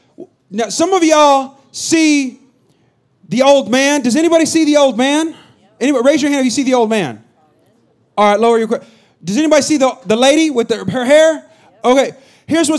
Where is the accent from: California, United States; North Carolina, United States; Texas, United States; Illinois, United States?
California, United States; Bay Area; moved away; I'm from the Bay Area